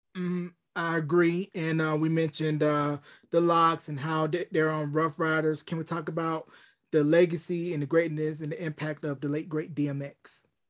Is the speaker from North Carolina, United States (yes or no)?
yes; North Carolina, United States; a young kid from North Carolina